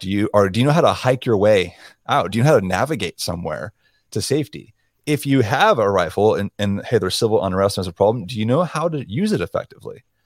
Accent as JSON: {"language": "English", "region": "South Florida", "country": "United States", "tie": "born or raised there", "also_born_or_lived": "Montana", "moved": "yes", "said": "I was born and raised in South Florida"}